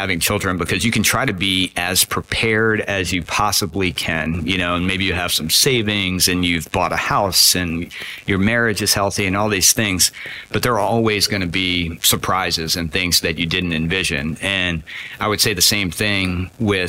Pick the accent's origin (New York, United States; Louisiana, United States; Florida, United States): Louisiana, United States; New Orleans; moved away as an adult; also born or lived in Virginia / Boston, Massachusetts; I grew up in New Orleans, Louisiana, which is kind of, you know, down in the southern part of the United States.